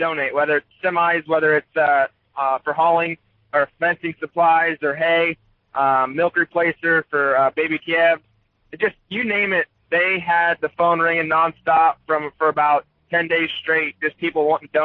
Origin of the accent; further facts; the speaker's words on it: Washington, Iowa, United States; grew up, born and raised in Washington, Iowa, about 30 miles south of Iowa City